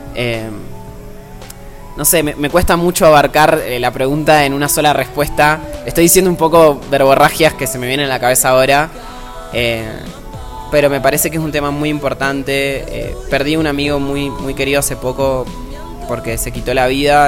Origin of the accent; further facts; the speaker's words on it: Mendoza, Argentina; yo soy de Mendoza, que es una ciudad chica en la que nunca hubo movida